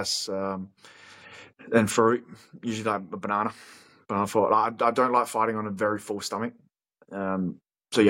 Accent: Australia; if we're an Aussie like us

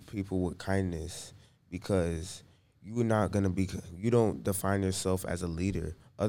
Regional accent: Fort Lauderdale, Florida, United States; I'm 13 years old, and I'm from Fort Lauderdale.

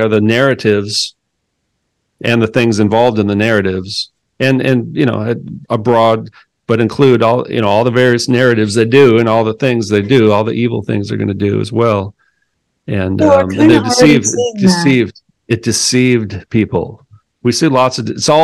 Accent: Minnesota, United States; I'm from Minnesota

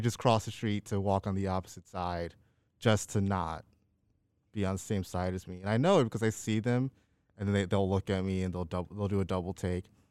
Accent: Chicago, Illinois, United States; moved away; I was born and raised south side of Chicago

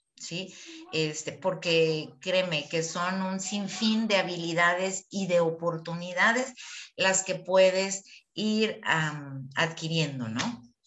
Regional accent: Chihuahua, Mexico; moved away as an adult; now in Guadalajara, Mexico; estamos en Guadalajara, ¿no? Eh, nosotros eh, somos de Chihuahua

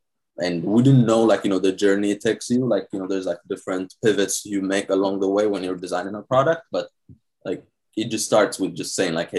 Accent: Ohio, United States; now in New York, United States; Hey, I got a house here, so it's like, it's more chill. It reminds me of my home state, Ohio.

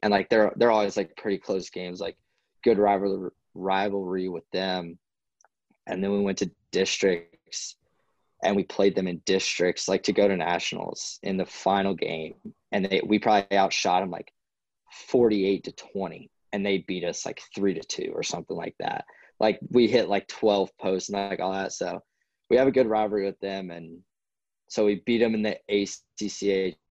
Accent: North Carolina, United States; growing up in North Carolina

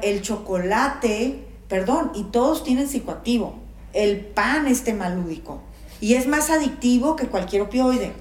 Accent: Mexico

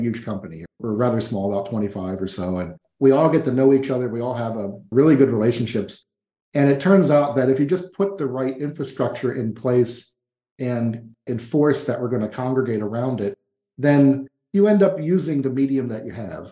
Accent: New York, United States; moved away as an adult; now in Florianopolis, Brazil; I grew up in New York State and had never visited New York City

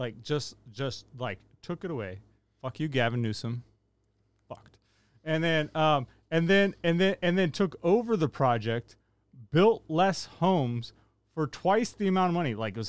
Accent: Rio Linda, California, United States; I grew up in Rio Linda.

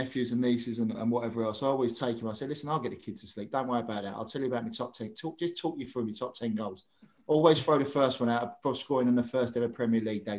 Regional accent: Croydon, London, United Kingdom; Obviously, I was brought up in Croydon.

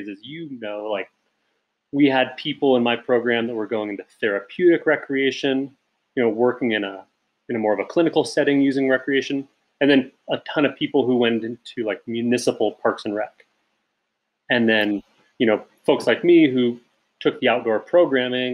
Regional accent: Pacific Northwest, Washington, United States; moved away as an adult; also born or lived in Yosemite, California; I grew up in the Pacific Northwest, coastal tidewaters

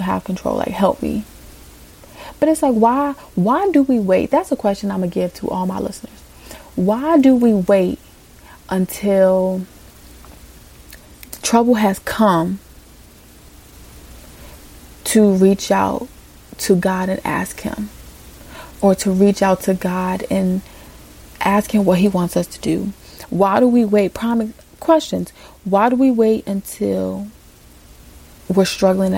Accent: Virginia, United States; moved away as an adult; also born or lived in California; I was moving back home to Virginia.

